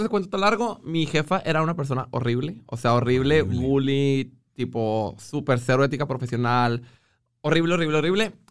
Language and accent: Spanish; Monclova, Coahuila, Mexico; now in Monterrey, Mexico; Monclova es mío, pero ahí nací.